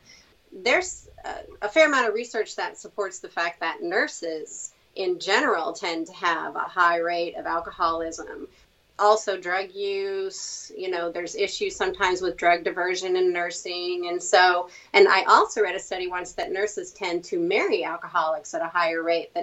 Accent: Virginia, United States; also born or lived in Colorado / California / Indiana; now in Florida, United States; I was born and raised in Virginia, but I've moved around a lot.

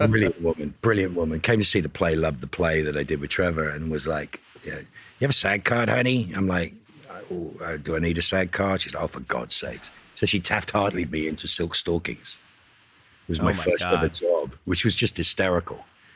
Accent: Dublin, Leinster, Ireland; accent: Dublin; I had a thick Dublin accent at will, but the character I was playing was from Belfast, which is a very different thing.

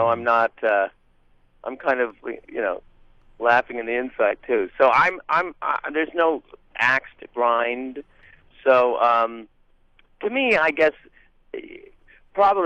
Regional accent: Hamilton, Ontario, Canada; growing up in Hamilton, Ontario, Canada

